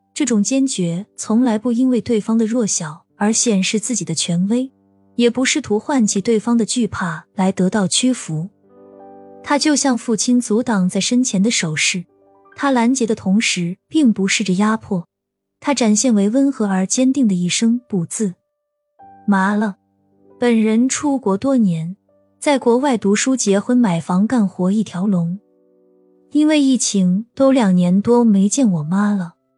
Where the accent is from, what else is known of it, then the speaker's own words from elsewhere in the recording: Shandong, China; 我不能离婚是因为我是山东人